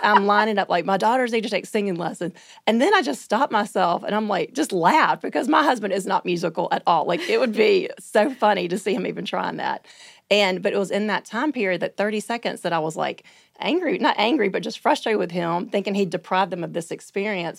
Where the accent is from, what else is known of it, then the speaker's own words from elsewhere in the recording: Birmingham, Alabama, United States; I'm from Birmingham, Alabama.